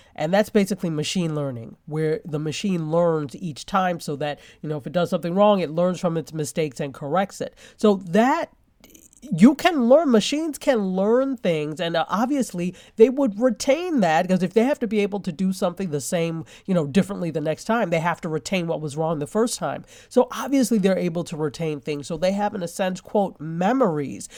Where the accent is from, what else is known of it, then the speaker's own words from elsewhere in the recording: New York, United States; I love New York. I'm a New Yorker